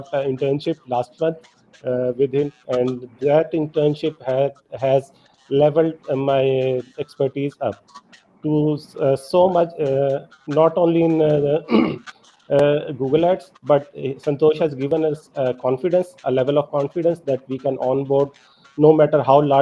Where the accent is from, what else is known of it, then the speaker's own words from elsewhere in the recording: Pakistan; I'm from Pakistan.